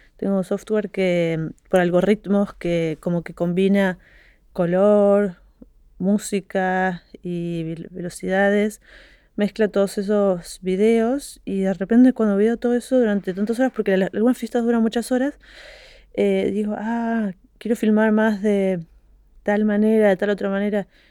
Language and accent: Spanish; Argentina; moved away as an adult; also born or lived in Brussels / Paris / Montpellier; de donde yo vengo es nuevo. Porque en Argentina en todos los estratos sociales